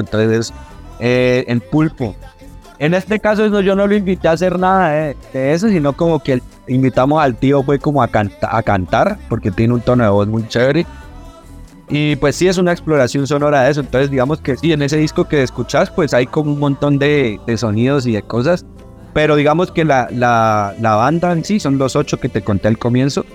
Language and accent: Spanish; Popayán, Cauca, Colombia; now in Bogotá, Colombia; como pueblerino pues de, Popayán